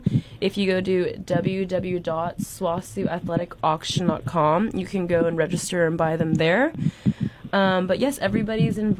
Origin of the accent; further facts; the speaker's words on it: Plano, Texas, United States; Plano, Texas.